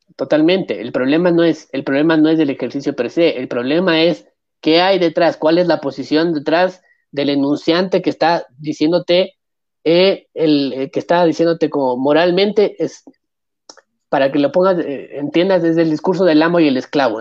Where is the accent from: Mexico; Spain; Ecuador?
Ecuador; La gente me ve aquí en este país, que es mi país. Y la gente no, ve un ecuatoriano. Nunca va a ver un ecuatoriano. Es muy difícil que me vea como ecuatoriano